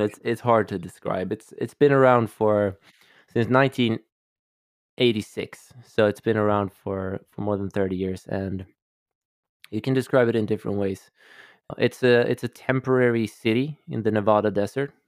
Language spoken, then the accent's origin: English; Stockholm, Stockholm County, Sweden; I'm Swedish, I'm from Stockholm, and I grew up, um, in a family of of scientists